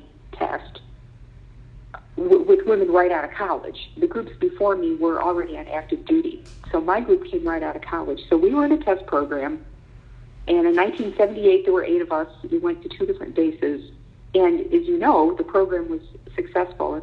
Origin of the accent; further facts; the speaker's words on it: Elmira, New York, United States; I grew up in Elmira, New York, which is in the Finger Lakes area of upstate New York.